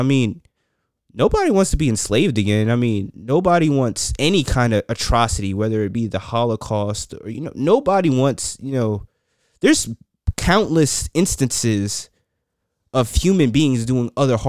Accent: New York, United States; So, like being a like, for example, an inner city kid. Growing up in New York, I see neighborhoods still segregated.

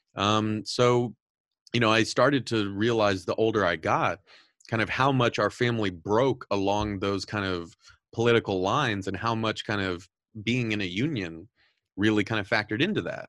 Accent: Southern California, United States; I'm originally from Southern California. Um, I've mentioned this on the show a lot of times that I grew up very Catholic and very conservative

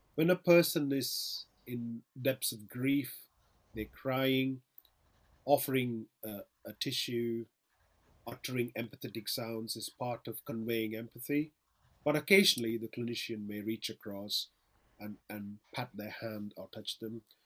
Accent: Chennai, Tamil Nadu, India; now in Manchester, United Kingdom; Chennai, where I'm originally from

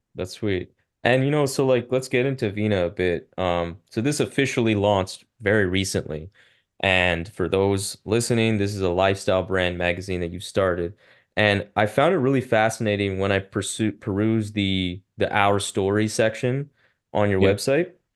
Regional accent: Ottawa, Ontario, Canada; i grew up in a very white community in ottawa

